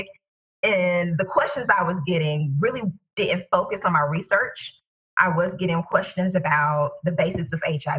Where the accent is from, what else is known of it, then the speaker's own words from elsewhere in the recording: Tallahassee, Florida, United States; my hometown of Tallahassee, Florida